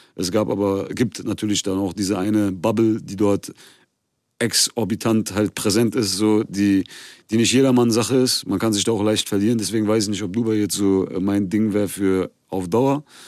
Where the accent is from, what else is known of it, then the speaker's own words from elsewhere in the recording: Germany; ich bin hier geboren und aufgewachsen. Ich fühle mich durch und durch äh, wie ein Deutscher